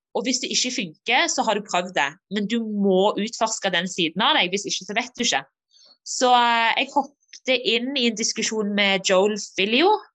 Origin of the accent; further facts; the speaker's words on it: Norway; moved away; also born or lived in Denmark; når jeg var hjemme i Norge som junior